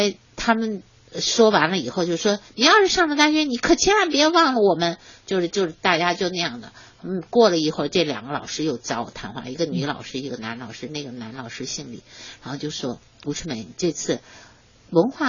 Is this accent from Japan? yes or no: yes; Japan; born there; 中央领导就是让我回回日本，因为我是出生在日本的。